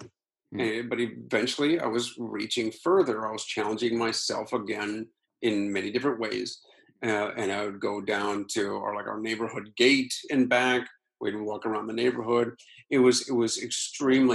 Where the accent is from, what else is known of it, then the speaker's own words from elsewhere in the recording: Akron, Ohio, United States; moved away; my hometown of Akron